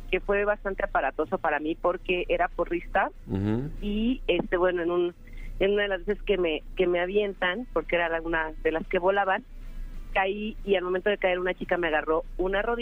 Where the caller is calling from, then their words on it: Gustavo A. Madero, Mexico City, Mexico; Eh, de aquí de Gustavo Madero.